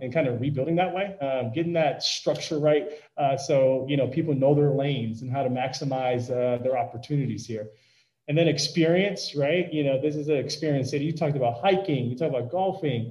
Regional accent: Wheeling, Illinois, United States; growing up in Chicago

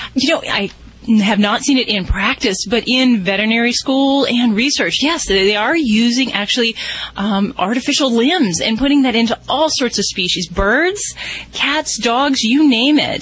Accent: Las Vegas, Nevada, United States; I'm from Las Vegas

